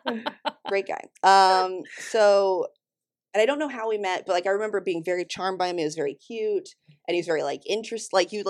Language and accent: English; Flat Rock, North Carolina, United States; also born or lived in Florida / Raleigh, North Carolina; I'm originally from North Carolina. Well, Florida/North Carolina. Born in Florida. Grew up in Flat Rock, North Carolina.